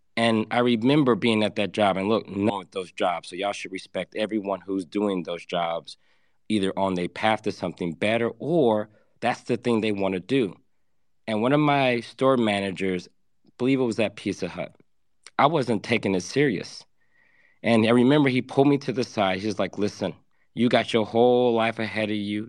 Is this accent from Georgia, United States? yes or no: yes; Atlanta, Georgia, United States; I grew up in Atlanta for the later half of my years.